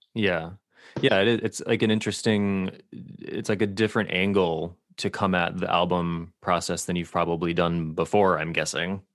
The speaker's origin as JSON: {"language": "English", "region": "Connecticut", "country": "United States", "tie": "born or raised there", "said": "Connecticut, my home state"}